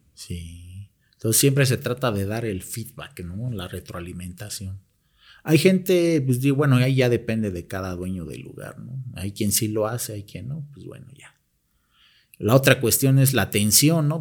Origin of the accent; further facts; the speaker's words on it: Mexico; somos los propios mexicanos